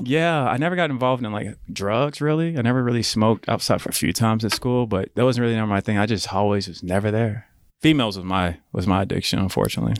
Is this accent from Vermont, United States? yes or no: no; Edmond, Oklahoma, United States; growing up in Edmond, and I'm glad it happened at such a young age